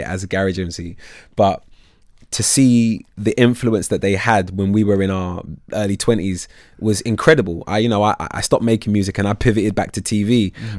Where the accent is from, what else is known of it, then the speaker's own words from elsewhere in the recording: London, United Kingdom; I'm from North London originally. I, I, mean, I moved to Southeast when I was 14, but in North London